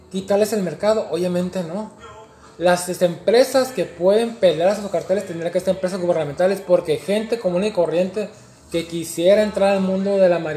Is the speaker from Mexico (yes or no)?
yes; Mexico; now in Canada; pues, sabes que yo soy latino, mexicano, vivo en Canadá.